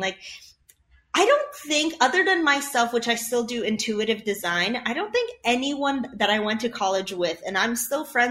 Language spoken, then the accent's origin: English; Chicago, Illinois, United States; English is a second language; I'm from Chicago